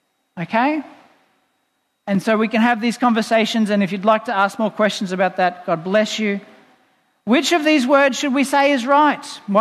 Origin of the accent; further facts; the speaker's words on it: Boonah, Queensland, Australia; in the town I grew up in Boona. Hello, people listening in Boona.